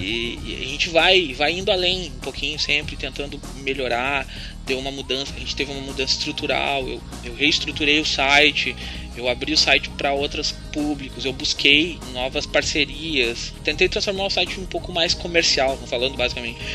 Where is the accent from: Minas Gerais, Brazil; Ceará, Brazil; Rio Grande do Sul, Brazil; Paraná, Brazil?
Rio Grande do Sul, Brazil; eu sou do Rio Grande do Sul